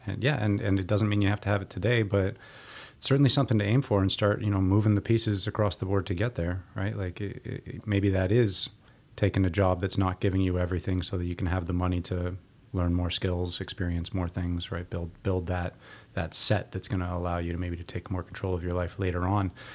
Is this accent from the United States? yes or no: no; Waterloo, Ontario, Canada; W L U, my hometown